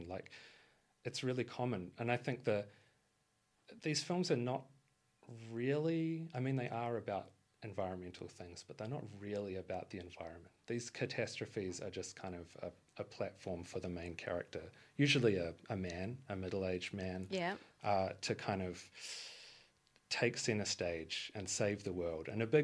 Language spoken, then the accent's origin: English; Christchurch, Canterbury, New Zealand; I'm from Christchurch in New Zealand, and we had an earthquake there about a decade ago.